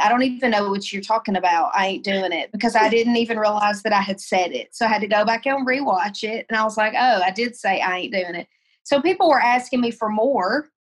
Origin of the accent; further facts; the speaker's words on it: Tennessee, United States; moved away as an adult; also born or lived in Colorado; I moved home to Tennessee, moved in with my parents